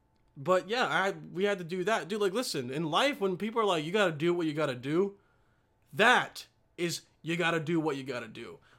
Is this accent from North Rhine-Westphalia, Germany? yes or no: yes; Remscheid, North Rhine-Westphalia, Germany; born there; also born or lived in Bosnia and Herzegovina; Okay, so I was born in Remscheid, chilled there for a little bit with the fam, and then we went back to Bosnia for like a year or two, and I was like 4.